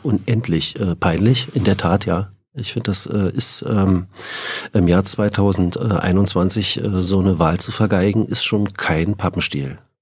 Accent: Frankfurt, Brandenburg, Germany; also born or lived in Schwerin; now in Berlin, Germany; Ich bin in Schwerin geboren, ähm, in Frankfurt oder aufgewachsen. 1988 sind meine Eltern nach Berlin gezogen

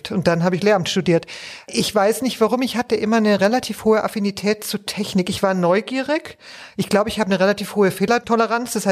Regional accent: Bavaria, Germany; mich meine Heimat.

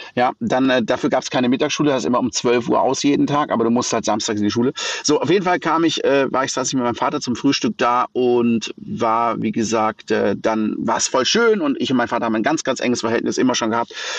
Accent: Black Forest, Baden-Württemberg, Germany; ich bin im Schwarzwald geboren und da aufgewachsen in einem ganz kleinen Dorf mit wenigen Einwohnern

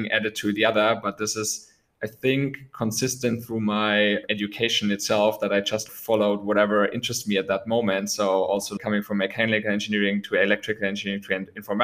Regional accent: close to Munich, Bavaria, Germany; I was born in Munich born in Germany, close to Munich

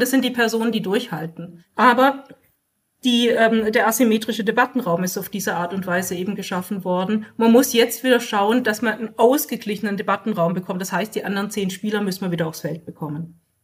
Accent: Germany; bei uns in Deutschland

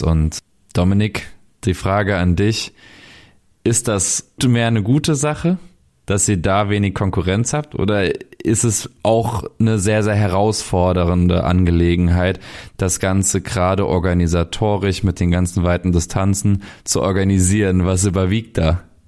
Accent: Saulheim, Rhineland-Palatinate, Germany; ich komme aus Saulheim, 7000, 8000 Einwohnerdorf in Rheinhessen, südlich von Mainz

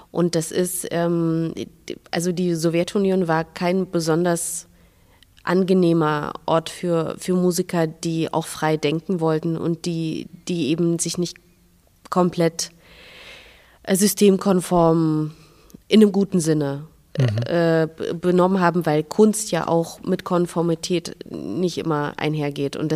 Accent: Minsk, Belarus; habe mir angewöhnt, immer zu sagen, ich komme aus Russland, weil das viel, also die Gespräche

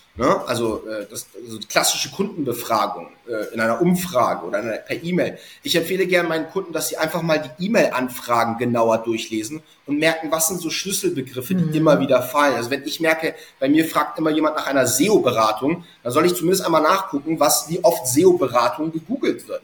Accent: Hamburg, Germany; ich bin gebürtiger Hamburger

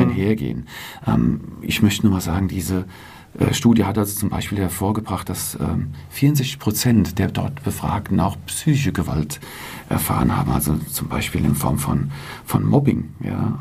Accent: Selters, Hesse, Germany; meine Heimatgemeinde und meinen Heimatverein

